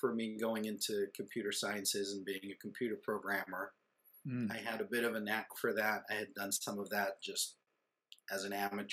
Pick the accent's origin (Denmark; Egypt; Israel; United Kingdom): Israel; moved away; growing up in Israel, when I was in kindergarten, my parents made me take piano lessons